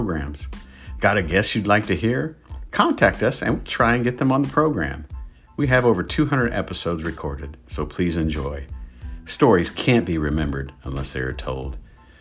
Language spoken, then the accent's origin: English; Indianapolis, Indiana, United States; I was born and raised in Indianapolis